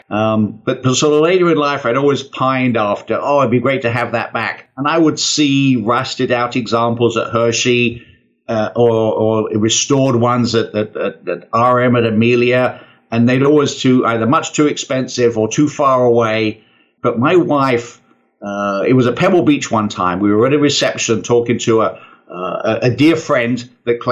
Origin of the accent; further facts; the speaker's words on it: United Kingdom; I'm British.